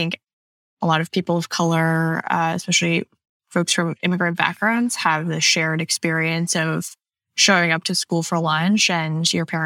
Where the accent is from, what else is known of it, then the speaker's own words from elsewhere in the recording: Pearland, Texas, United States; also born or lived in Canada / California; I am mostly from just south of Houston, Texas. We moved there when I was around 6 or 7, and that's where I spent most of my childhood.